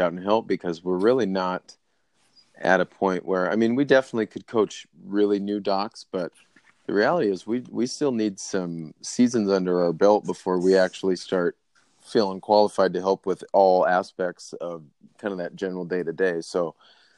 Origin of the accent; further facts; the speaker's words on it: United States; I'm American